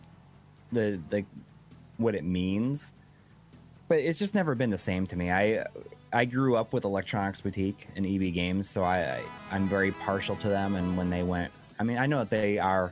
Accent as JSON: {"language": "English", "region": "Western New York", "country": "United States", "tie": "born or raised there", "said": "there was a Game Crazy in my hometown for a little while"}